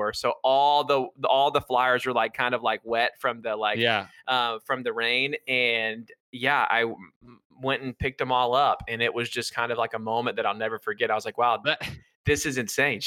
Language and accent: English; Warner Robins, Georgia, United States; moved away as an adult; now in Atlanta, United States; my hometown of Warner Robins, Georgia